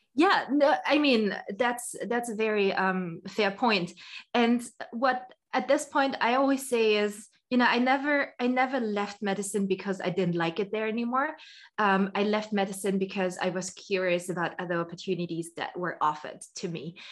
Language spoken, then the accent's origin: English; Austria; I'm originally from Austria. So, I'm Austrian.